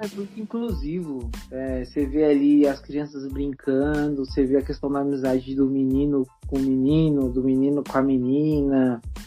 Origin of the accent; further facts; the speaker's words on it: CDHU, São Paulo, Brazil; lá do CDHU, onde eu cresci